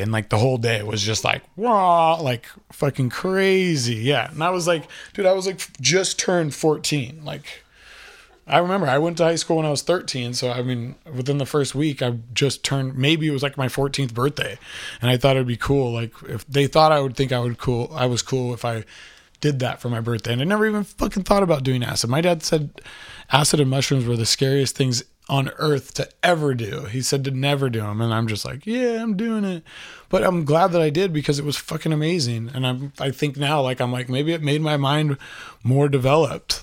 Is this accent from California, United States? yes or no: yes; Aromas, California, United States; I was that kid from Aromas